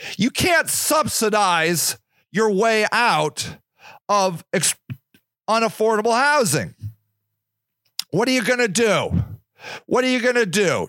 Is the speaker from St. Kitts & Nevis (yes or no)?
no; Akron, Ohio, United States; born or raised there